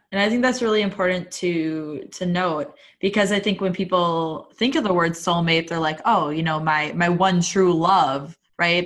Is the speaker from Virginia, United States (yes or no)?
no; Wisconsin, United States; I'm from Wisconsin and still live in Wisconsin, have my entire life